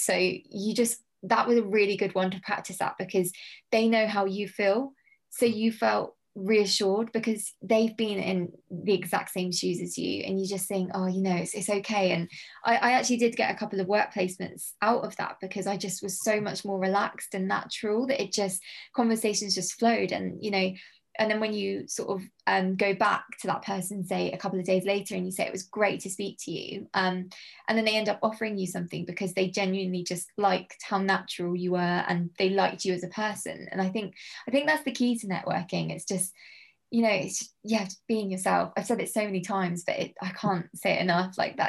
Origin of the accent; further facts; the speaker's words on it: South Coast, United Kingdom; bearing in mind I come from the South Coast, I don't really go to London a lot.